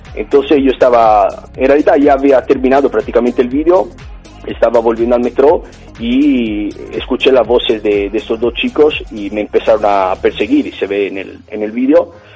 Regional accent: Italy; accent: Italian; Spanish is a second language; moved away as an adult; also born or lived in Australia; now in Barcelona, Spain; soy italiano y se nota, imagino, desde el acento

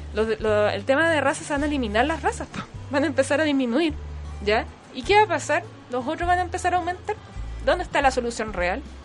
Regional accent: Chile; Nosotros como cultura chilena

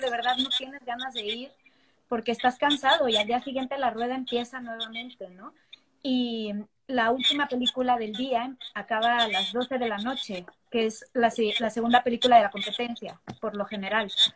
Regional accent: Mexico; now in New York, United States; los que somos de México

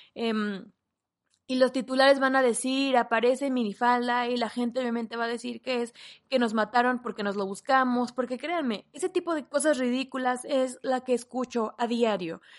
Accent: Mexico; en mi país, en México

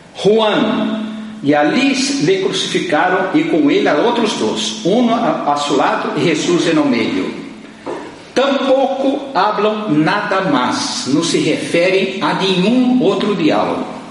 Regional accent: Brazil; moved away as an adult; eu sou brasileiro. Já estou aqui há cinco anos

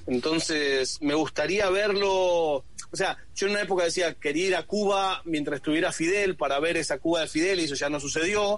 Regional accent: Buenos Aires, Argentina; yo me crié en Buenos Aires

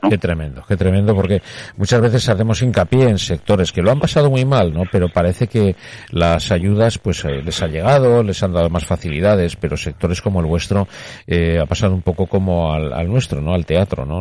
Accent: Spain; lo orgulloso que estoy de, de mi tierra, de mi gente, de, de donde estoy

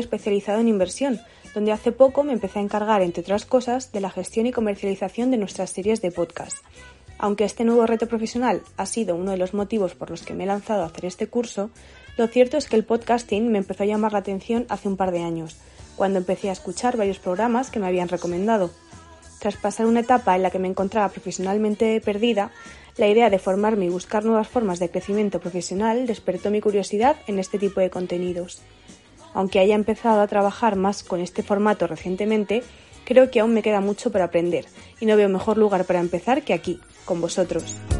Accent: Alicante, Valencian Community, Spain; moved away as an adult; now in Madrid, Spain; Nací hace 26 años en Alicante y desde hace 8 vivo en Madrid

